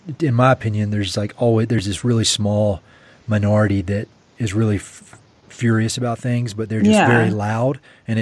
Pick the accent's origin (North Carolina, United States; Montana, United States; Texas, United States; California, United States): North Carolina, United States; Eastern; moved away as an adult; also born or lived in Wyoming; I'm from Eastern North Carolina, where it never snows